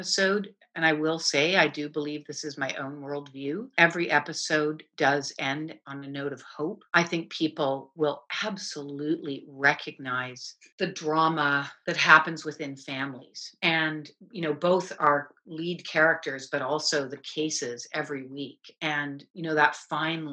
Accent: Canada; I'm a Canadian

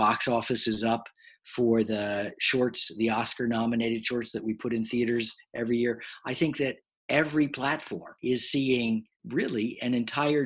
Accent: United States; I'm an American.

